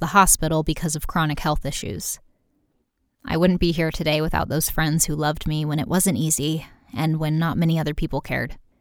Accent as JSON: {"language": "English", "country": "United States", "said": "I'm American"}